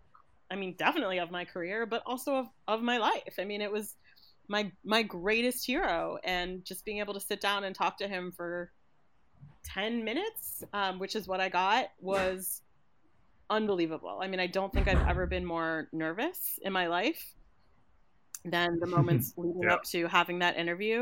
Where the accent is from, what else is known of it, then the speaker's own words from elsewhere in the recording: United States; growing up in the United States